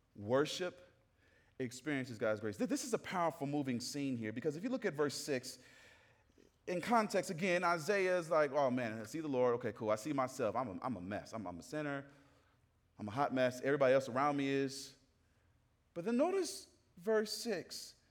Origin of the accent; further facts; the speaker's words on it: Atlanta, Georgia, United States; I grew up in the South. I'm from Atlanta, Georgia